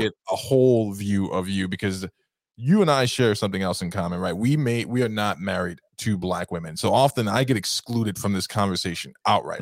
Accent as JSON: {"language": "English", "region": "New York", "country": "United States", "tie": "born or raised there", "moved": "as an adult", "lives_now": "upstate New York, United States", "said": "growing up in Harlem"}